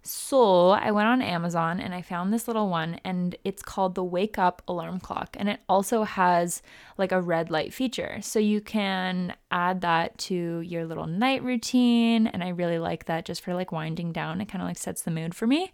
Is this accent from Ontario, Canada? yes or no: no; Vancouver, British Columbia, Canada; moved away as an adult; now in Cleveland, United States; I've moved back into my hometown, in a different country, into my parents' house